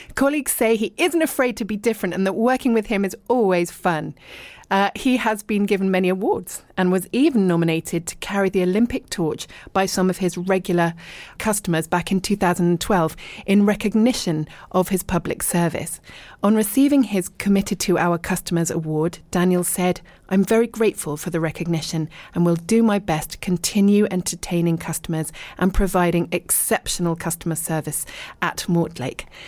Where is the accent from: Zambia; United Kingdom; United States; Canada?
United Kingdom; Richmond, London; moved away as an adult; also born or lived in East Sheen; I was born in Richmond, and I lived and worked in London, but then lived abroad for ages